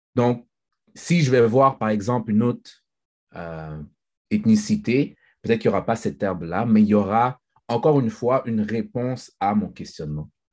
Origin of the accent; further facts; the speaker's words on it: Haiti; moi, je suis haïtien, je, suis fier d'être haïtien